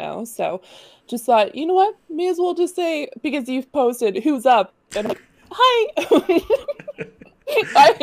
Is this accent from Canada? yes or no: yes; Nova Scotia, Canada; also born or lived in Ottawa, Ontario; And then we moved to Nova Scotia. I lived with my grandparents, my mom and my sister. So I grew up with my two grandparents.